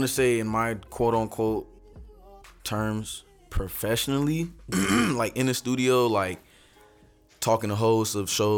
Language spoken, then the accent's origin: English; Palm Beach, Florida, United States; I'm from Palm Beach, South Florida. I grew up here.